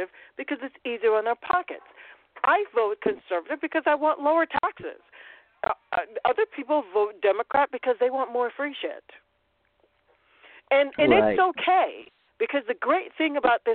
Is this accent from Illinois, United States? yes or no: yes; Chicago, Illinois, United States; moved away; I am that person from Chicago, from Illinois, from the Midwest, who understands what middle America looks like really because my parents are still there